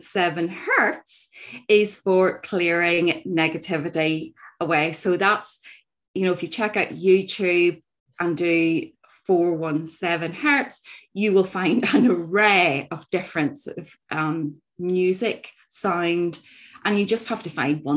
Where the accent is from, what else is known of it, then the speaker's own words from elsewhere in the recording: Northern Ireland, United Kingdom; growing up in Northern Ireland, our north coast